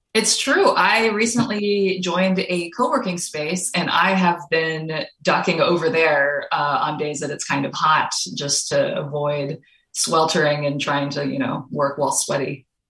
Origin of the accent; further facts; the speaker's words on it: Kentucky, United States; moved away; I am originally from Kentucky